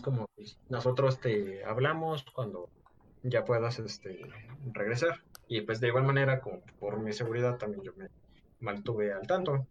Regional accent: Mexico

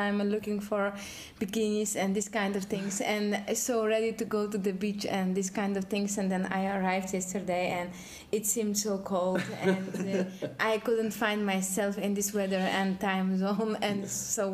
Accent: Poland; also born or lived in Germany / Amsterdam / Rotterdam; now in Netherlands; I come from Poland

